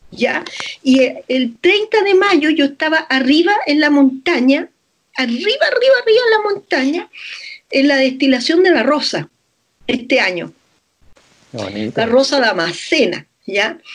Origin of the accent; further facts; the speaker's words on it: Chile; como una chilena te puede decir las cosas que un maestro de Feng Shui ha estado estudiando por años.